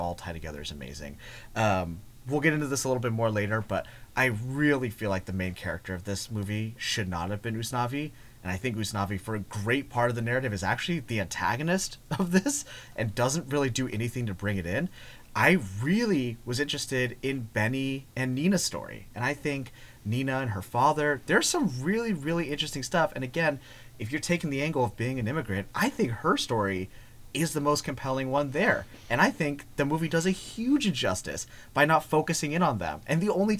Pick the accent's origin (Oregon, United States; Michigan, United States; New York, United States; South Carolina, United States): Oregon, United States; Eugene; I grew up in Eugene, Oregon.